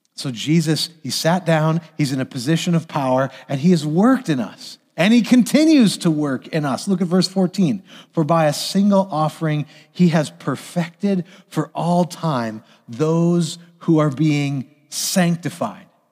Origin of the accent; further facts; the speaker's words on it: United States; as American citizens